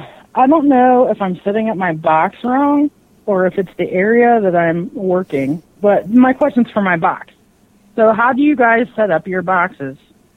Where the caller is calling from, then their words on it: Ohio, United States; Hey, Tim. … from Ohio. How are you?